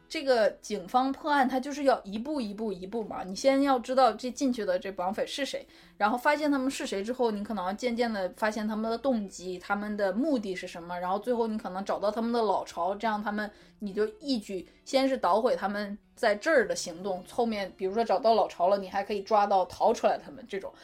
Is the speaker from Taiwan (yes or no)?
no; China; 可能确实跟我们中国人，呃，一直以来的这种，比如说内敛自持是不 不一样的